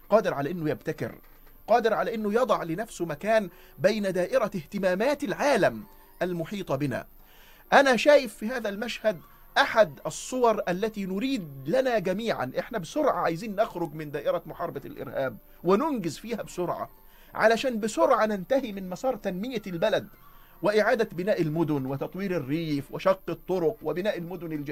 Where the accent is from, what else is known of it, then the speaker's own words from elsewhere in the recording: Egypt; وفلسفة التعليم عندنا كمصريين